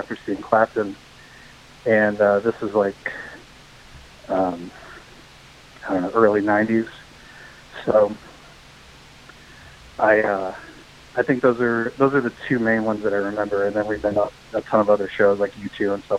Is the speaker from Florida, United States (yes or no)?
no; St. Charles, Missouri, United States; I grew up in St. Charles, which is like 25 minutes west of there